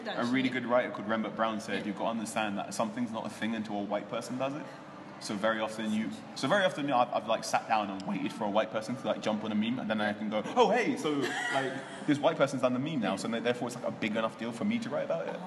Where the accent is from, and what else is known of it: Ghana